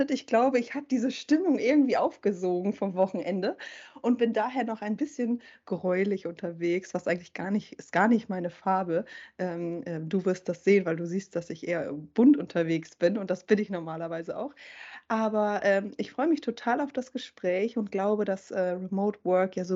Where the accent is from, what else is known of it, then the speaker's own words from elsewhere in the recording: Schleswig-Holstein, Germany; ich bin in Schleswig-Holstein ähm, aufgewachsen